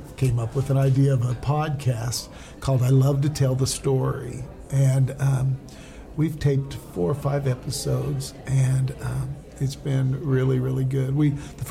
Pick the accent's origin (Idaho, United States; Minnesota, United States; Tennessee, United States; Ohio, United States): Idaho, United States; I'm from Idaho